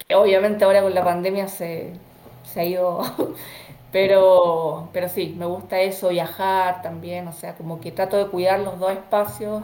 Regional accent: Chile; yo con mis chilenismos, soy muy chilena para mis cosas

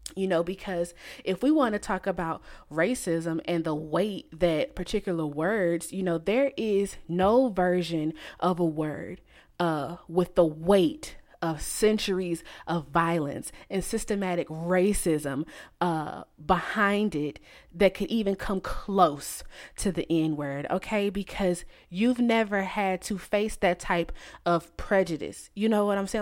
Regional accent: United States; I'm from the United States

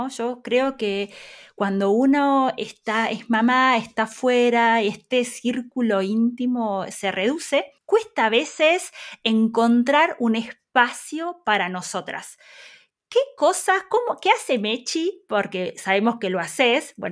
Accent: Argentina; Ojo, ayuda un montón que nosotros los dos somos argentinos.

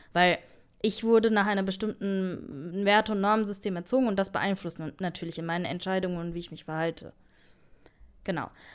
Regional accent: Germany; wir sind in Deutschland aufgewachsen

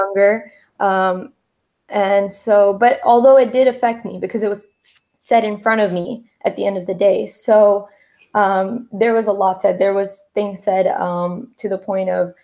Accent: New Jersey, United States; I'm from New Jersey, and I am the second generation in America

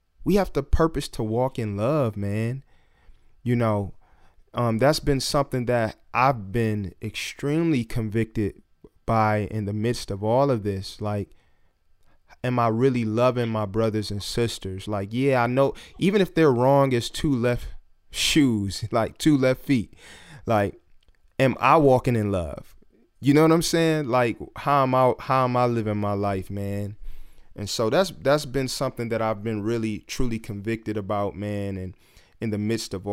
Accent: Detroit, Michigan, United States; growing up in Detroit

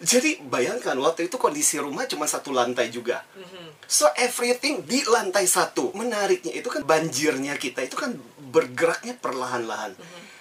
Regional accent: Kalimantan, Indonesia; moved away as an adult; now in Jakarta, Indonesia; saya dibesarkan di Kalimantan

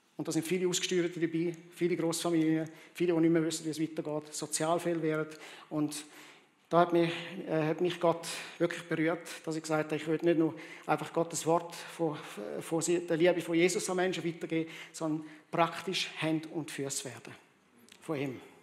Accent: Rwanda; moved away; ich bin in Zentralafrika in Ruanda aufgewachsen

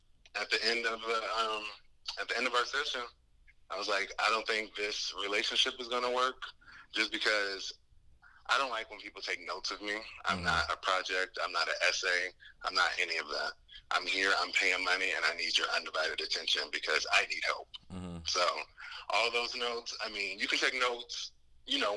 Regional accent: Portland, Oregon, United States; now in New York, United States; I'm originally from Portland, Oregon. I'm resident of New York right now.

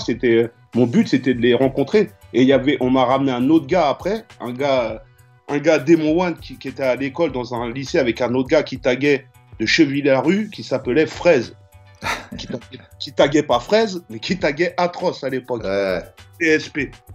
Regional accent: Choisy-le-Roi, Île-de-France, France; also born or lived in Paris / London; je suis né à Paris en 1976 dans le 12e. Et deux ans après ou un an après, j'ai tout de suite été avec mes parents en banlieue dans le 94 à Choisy-le-Roi

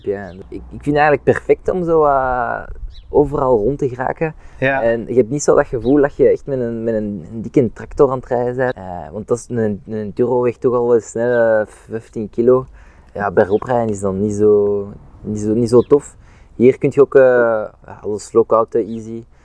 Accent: Overijse, Flanders, Belgium; ik ben van Maleisië

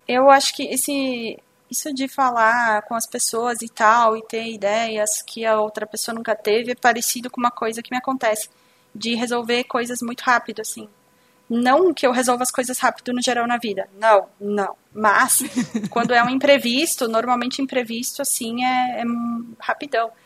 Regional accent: Bento Gonçalves, Rio Grande do Sul, Brazil; eu sou de Bento Gonçalves, Rio Grande do Sul

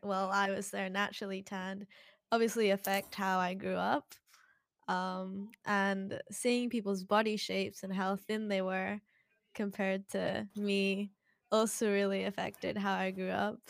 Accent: British Columbia, Canada; now in Hong Kong; I am a British Columbian living in Hong Kong

